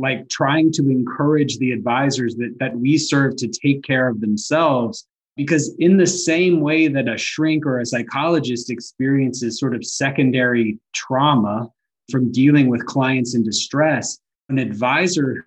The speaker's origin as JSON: {"language": "English", "region": "North Alabama", "country": "United States", "tie": "born or raised there", "moved": "yes", "lives_now": "Atlanta, United States", "said": "I grew up in North Alabama"}